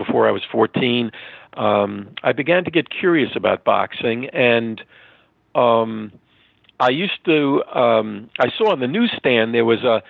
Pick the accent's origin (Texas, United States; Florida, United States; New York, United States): New York, United States; New York City; originally from New York. I grew up in Queens, and I'm a New York boy